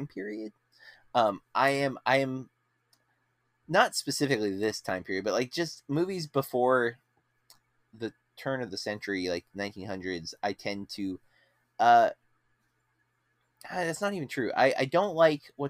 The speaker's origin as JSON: {"language": "English", "country": "United States", "said": "we are American"}